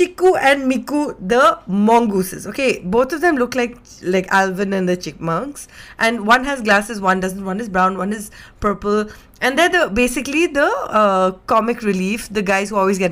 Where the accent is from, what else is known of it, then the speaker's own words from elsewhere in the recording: India; as an Indian living in India